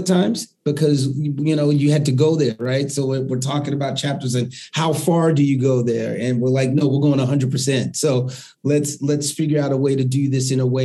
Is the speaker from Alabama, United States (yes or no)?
no; New York City, New York, United States; I grew up in the Northeast Bronx